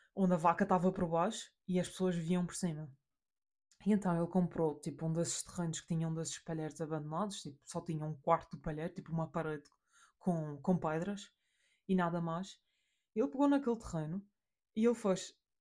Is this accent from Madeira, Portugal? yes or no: yes; Madeira, Portugal; A porque somos portugueses, B porque somos da Madeira